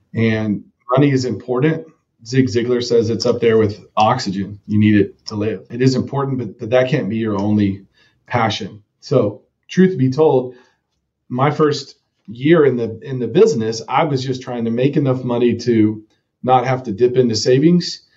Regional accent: Texas, United States; also born or lived in Evansville, Indiana; I was raised in a suburb in northern um, DFW, Dallas Fort Worth area.

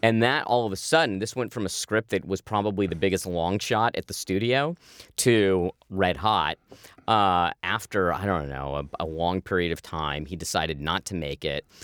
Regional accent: Manhattan Beach, California, United States; I grew up in Manhattan Beach, which, uh, you know, when I grew up in the eighties, was this middle class, lower middle class beach town

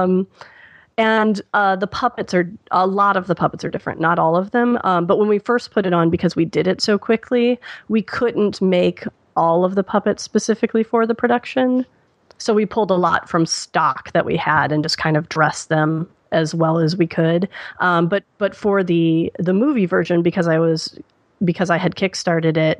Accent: Midwest, United States; moved away; I'm from the Midwest

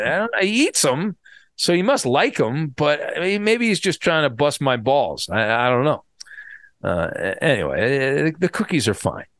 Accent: Orange County, California, United States; also born or lived in San Diego / Los Angeles; when I grew up in Orange County

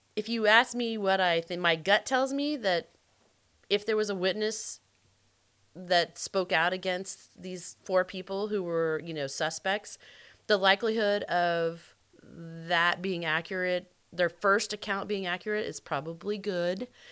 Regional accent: the South, United States; I am from the South

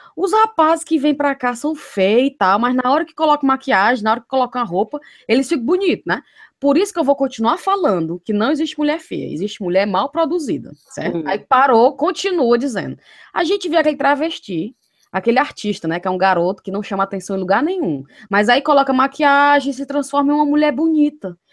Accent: Fortaleza, Ceará, Brazil; moved away; depois que eu saí de Fortaleza

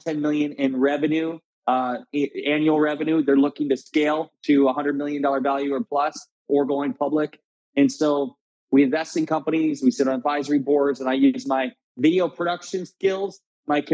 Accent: Garnavillo, Iowa, United States; So I grew up in Northeast Iowa, a small town of 700 people named Garnavillo, Iowa, surrounded by cornfields.

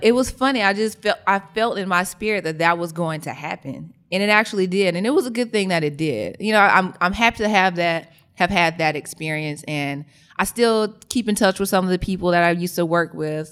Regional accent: Birmingham, Alabama, United States; moved away as an adult; now in Atlanta, United States; I'm actually from Birmingham, Alabama

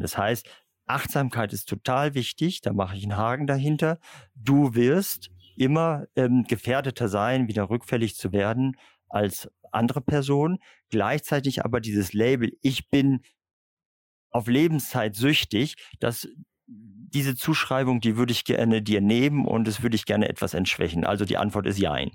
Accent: Bremen, Germany; Ich bin ungewöhnlicherweise als Bremer ähm, katholisch

